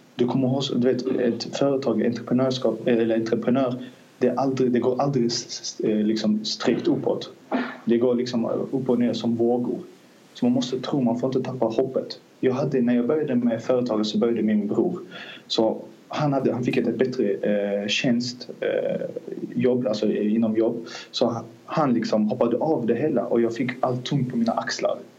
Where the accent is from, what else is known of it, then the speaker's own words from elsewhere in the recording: Azerbaijan; Swedish is a second language; now in Sweden; Jag är från Azerbajdzjan. Vi kom till Sverige 2008 som flyktingar